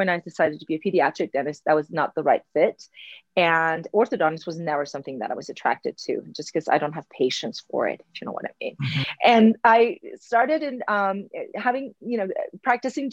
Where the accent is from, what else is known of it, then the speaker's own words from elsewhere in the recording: Iran; English is a second language; moved away as an adult; now in United States; I grew up in Iran. I came to the United States 20 years ago. So half of my life, I lived in Iran, half of the United States.